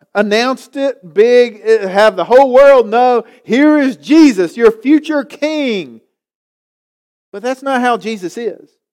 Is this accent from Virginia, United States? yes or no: yes; Galax, Virginia, United States; I grew up here in Galax